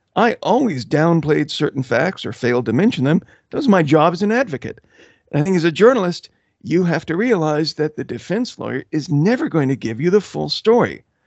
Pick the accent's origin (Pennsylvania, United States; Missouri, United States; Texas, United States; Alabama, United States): Texas, United States; Houston; also born or lived in Belgium / Austin, Texas; I grew up mostly in Houston, Texas, and also Austin